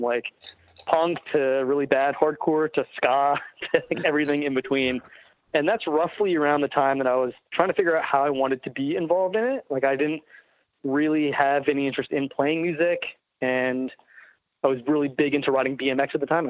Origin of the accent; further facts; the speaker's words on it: southern New Jersey, United States; I grew up in southern New Jersey